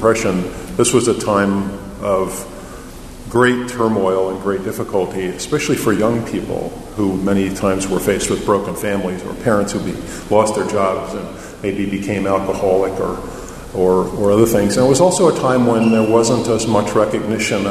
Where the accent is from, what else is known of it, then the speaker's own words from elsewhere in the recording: Cleveland, Ohio, United States; I'm from Cleveland, Ohio, which is arguably in the Midwest